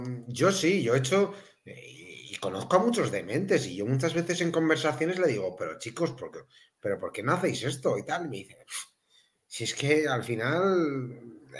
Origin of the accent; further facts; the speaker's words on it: Melilla, Spain; moved away; mi tierra, yo soy de Melilla, Juan, pero hace muchos años que no vivo allá